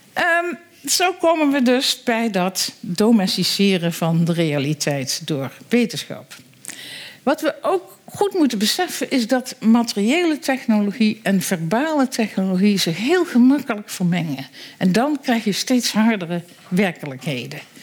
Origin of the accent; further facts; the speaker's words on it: Netherlands; wij als Nederlanders